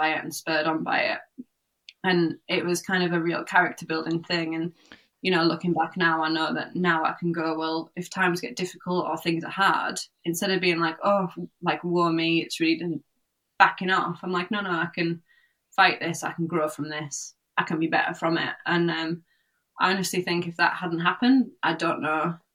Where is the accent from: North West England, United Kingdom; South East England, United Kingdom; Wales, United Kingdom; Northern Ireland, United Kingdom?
North West England, United Kingdom; Cumbria; I grew up in Cumbria, north of Cumbria